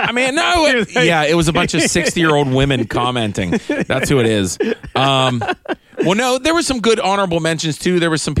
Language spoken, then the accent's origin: English; Pittsburgh, Pennsylvania, United States; we're from Pittsburgh.